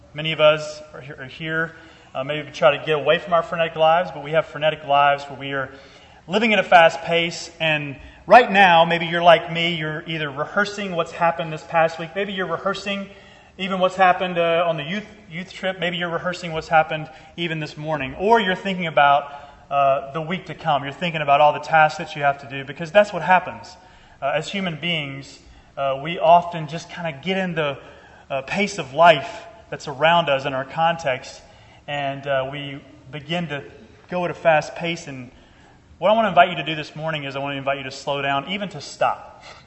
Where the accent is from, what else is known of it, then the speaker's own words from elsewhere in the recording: Georgia, United States; I'm originally from Georgia.